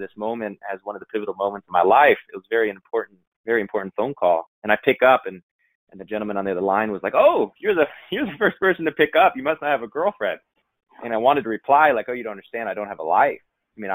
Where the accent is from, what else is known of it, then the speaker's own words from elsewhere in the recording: Northeast Ohio, United States; We grew up in Northeast Ohio on about 30 acres